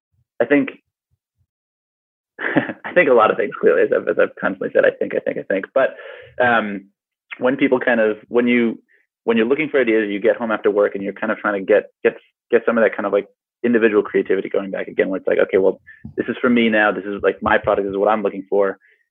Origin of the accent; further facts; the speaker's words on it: United States; now in New Zealand; So I'm an American, but I'm currently in New Zealand